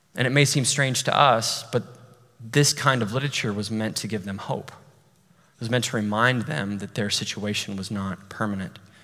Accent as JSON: {"language": "English", "town": "Amarillo", "region": "Texas", "country": "United States", "tie": "born or raised there", "moved": "yes", "said": "my hometown, Amarillo"}